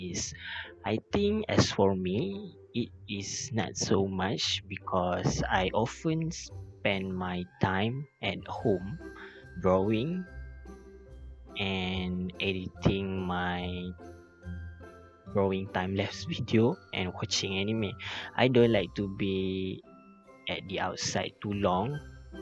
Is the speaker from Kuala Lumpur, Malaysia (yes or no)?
no; Pasir Gudang, Johor, Malaysia; I am from Pasir Gudang, Johor